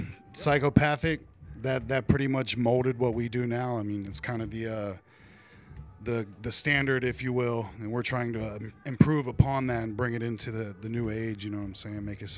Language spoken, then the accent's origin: English; Portsmouth, Ohio, United States; They said that I'm from Portsmouth, but I'm actually from hell.